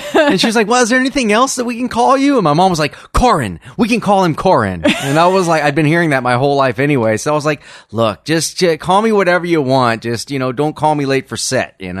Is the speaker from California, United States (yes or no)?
yes; Los Angeles, California, United States; moved away as an adult; now in Texas, United States; people that I, I grew up with here in Los Angeles from many years back